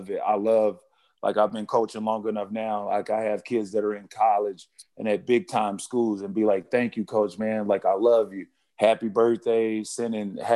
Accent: Arkansas, United States; I'm from Arkansas, like I'm an 80s baby

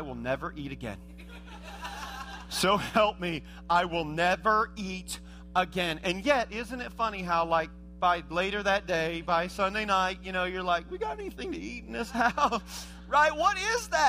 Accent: Indiana, United States; I was born and raised in Indiana

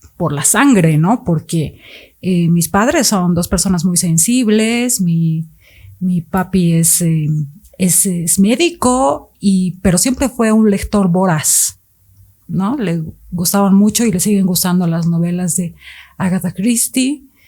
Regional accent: Bolivia; also born or lived in Mexico City, Mexico; soy boliviana, pero partí con ellos y vivimos algunos años en Ciudad de México

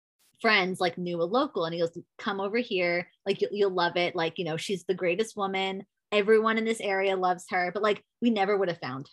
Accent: New York, United States; But I'm from New York. Unfortunately, I love New York.

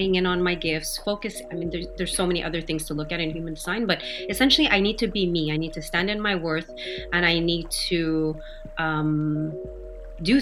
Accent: Montreal, Quebec, Canada; I'm born and raised in Montreal

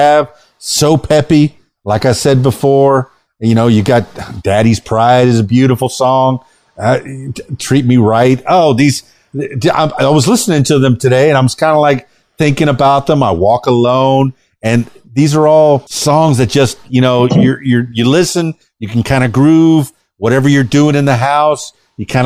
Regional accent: Miami, Florida, United States; now in Arkansas, United States; I grew up in Miami. My whole family was living in Miami. Now we're all spread out. I'm in Arkansas

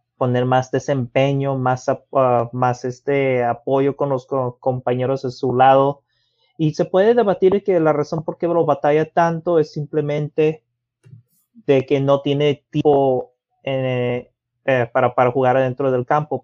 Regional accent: Mexico; Como mexicano

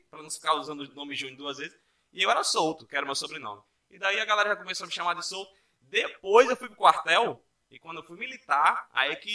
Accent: Parnamirim, Rio Grande do Norte, Brazil; also born or lived in Natal; Nasci aqui em Natal, morei em Parnamirim durante muito tempo.

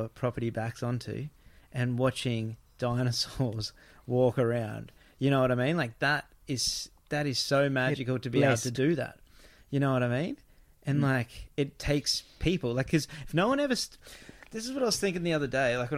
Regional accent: Gold Coast, Queensland, Australia; moved away; I grew up on the Gold Coast

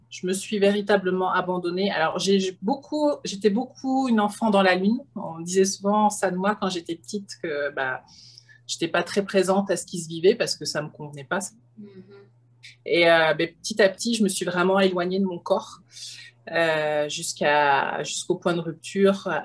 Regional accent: France; now in Canada; J'ai immigré de France, euh, un beau projet, une grande, euh, un grand lâcher-prise.

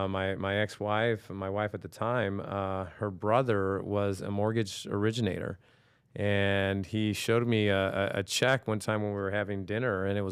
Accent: New York, United States; born there; So listen, I'm 46 years old at the time of this recording. You know, I was born in New York, and I think I grew up in a privileged situation in the sense that, you know, I grew up in a family that was entrepreneurial.

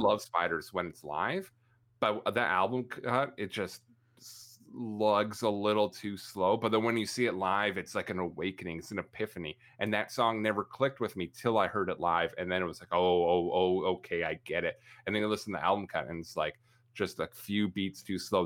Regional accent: Canada; obnoxiously Canadian

